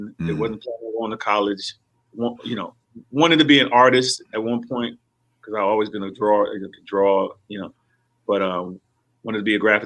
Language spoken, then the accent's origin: English; Hightstown, New Jersey, United States; moved away as an adult; also born or lived in Houston; I'm from a little town in Jersey called Hikestown.